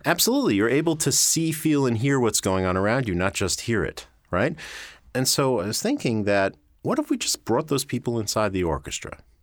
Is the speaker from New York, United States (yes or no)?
yes; Great Neck, New York, United States; I'm from New York. I grew up on Long Island in a town called Great Neck